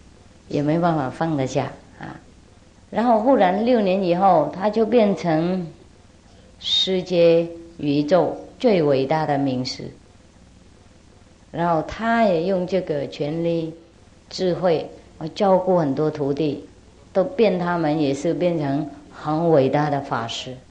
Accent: China; 那我们中国人五千年的文化，不晓得混到哪里去了

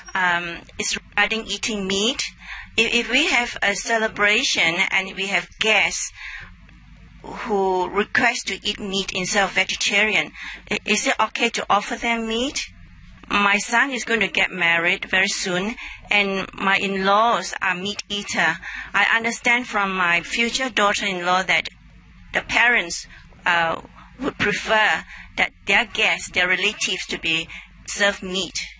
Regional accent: Australia; I'm from Australia

